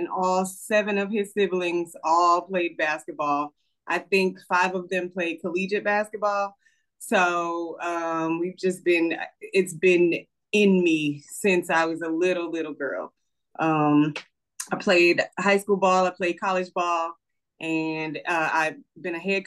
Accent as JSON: {"language": "English", "region": "Mississippi", "country": "United States", "moved": "as an adult", "lives_now": "North Carolina, United States", "said": "I am originally from Mississippi, but I currently live in North Carolina."}